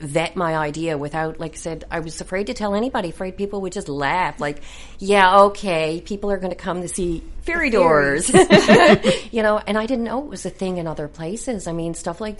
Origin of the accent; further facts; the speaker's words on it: Mount Pearl, Newfoundland and Labrador, Canada; also born or lived in St. John's / Eastport; St. John's originally, then Mount Pearl